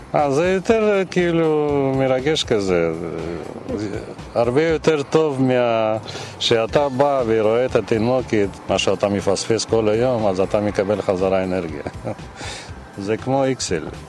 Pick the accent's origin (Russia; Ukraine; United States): Russia; Pyatigorsk, Stavropol Krai; now in Israel; במקור אני מרוסיה